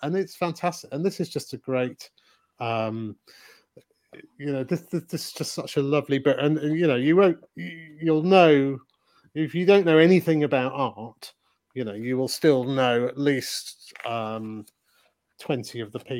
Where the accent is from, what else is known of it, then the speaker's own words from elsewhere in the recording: Leeds, Yorkshire and the Humber, United Kingdom; We grew up together in Leeds